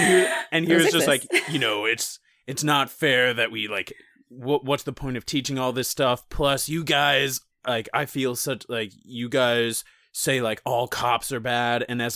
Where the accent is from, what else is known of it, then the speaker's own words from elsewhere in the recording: Wisconsin, United States; I'm from Wisconsin